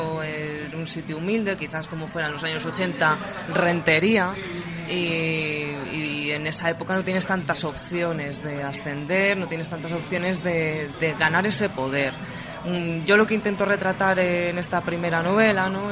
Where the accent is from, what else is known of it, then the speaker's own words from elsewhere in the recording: Madrid, Community of Madrid, Spain; Yo soy de Madrid, madrileña, tengo 25 años, soy de Carabanchel Bajo, un barrio castizo madrileño